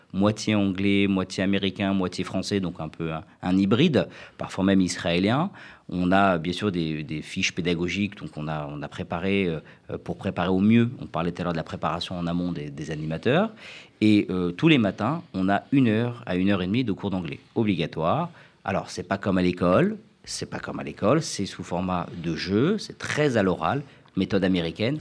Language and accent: French; France; moved away as an adult; also born or lived in United States; quand j'ai quitté la France en 2001 pour faire mes études aux États-Unis